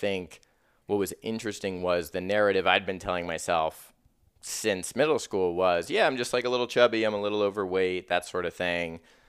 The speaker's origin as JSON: {"language": "English", "town": "Columbus", "region": "Ohio", "country": "United States", "tie": "born or raised there", "said": "Well, I grew up originally in Columbus, Ohio"}